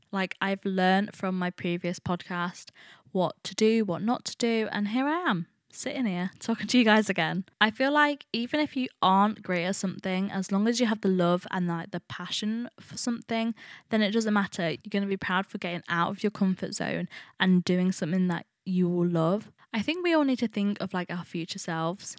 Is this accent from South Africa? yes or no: no; Nottingham, East Midlands, United Kingdom; I study fashion at Nottingham. A lot of people actually ask me why I went to the uni, my hometown